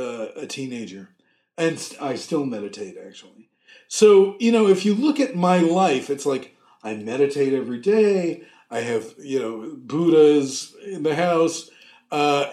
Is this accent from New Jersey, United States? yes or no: yes; Edison, New Jersey, United States; in the hall of, you know, J.P. Stevens High School in Edison